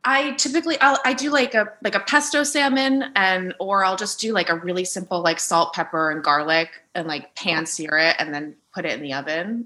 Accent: New Jersey, United States; moved away; also born or lived in New York City, United States; I grew up in New Jersey

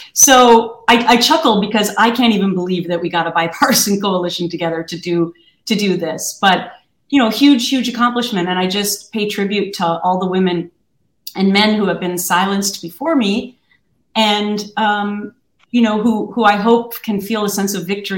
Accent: Minnesota, United States; I grew up in Minnesota where people are really, really nice to each other and they don't sue a lot of people.

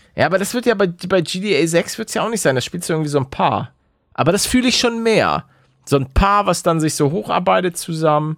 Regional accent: Hamburg, Germany; als gebürtiger Hamburger

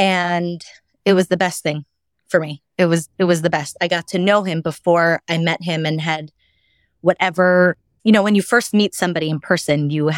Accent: Milwaukee, Wisconsin, United States; I grew up in Milwaukee, Wisconsin. My parents are Balei Tshuva. So my house was, I grew up religious. I went to a Jewish day school, grew up from kosher

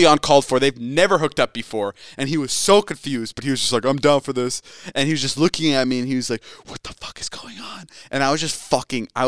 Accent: Midwest, United States; born or raised there

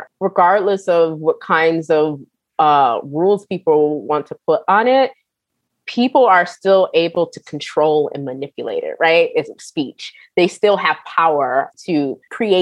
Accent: Rochester, New York, United States; I'm from Western New York, Rochester, New York, and a lot of my folks are from the South

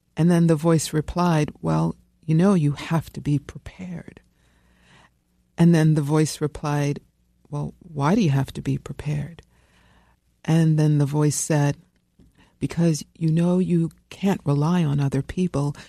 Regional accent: New York City, New York, United States; I grew up here in New York, um, in, uh, the People's Republic of Brooklyn

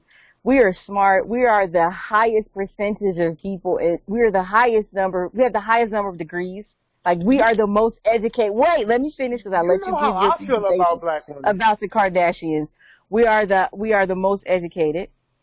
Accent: Calabasas, California, United States; especially growing up in Calabasas, we didn't have to deal

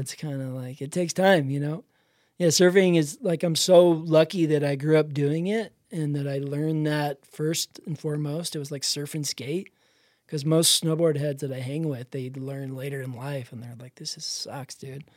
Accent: Dana Point, California, United States; I grew up in Dana Point, which is kinda Sleepy Beach Town

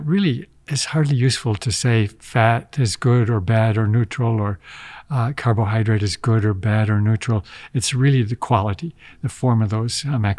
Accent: Midwest, United States; I grew up in the Midwest, and we were told that you had to have 3 or 4 servings of dairy a day.

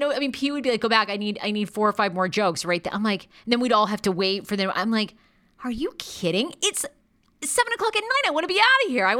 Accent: Maine, United States; accent: Maine; I really worked to get rid of my Maine accent. I didn't want people to know that I was from Maine.

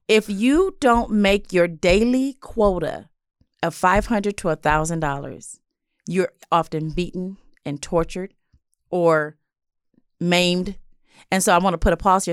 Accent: Los Angeles, California, United States; I grew up in South

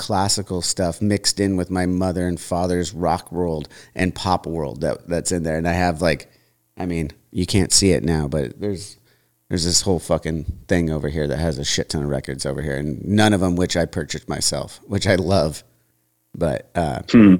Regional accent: United States; as an American

